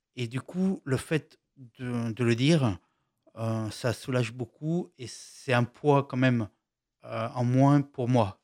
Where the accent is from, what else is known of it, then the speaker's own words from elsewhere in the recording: Lyon, Auvergne-Rhône-Alpes, France; je suis euh, de Lyon